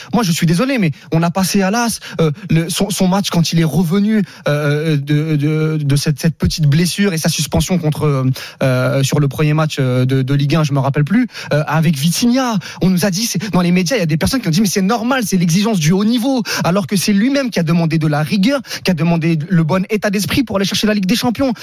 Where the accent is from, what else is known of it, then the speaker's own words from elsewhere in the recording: Saint-Denis, Île-de-France, France; je viens de Saint-Denis par exemple, tu vois, je viens du 93 comme lui